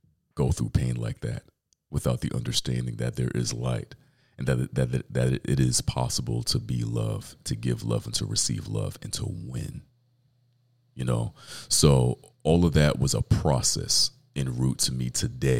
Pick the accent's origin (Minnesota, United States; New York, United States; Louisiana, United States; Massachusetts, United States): New York, United States; New York City; I'm from Brooklyn, New York